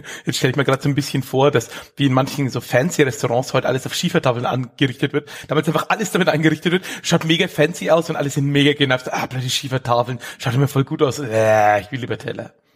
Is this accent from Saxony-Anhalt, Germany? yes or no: no; Erlangen, Bavaria, Germany; ich bin in Erlangen geboren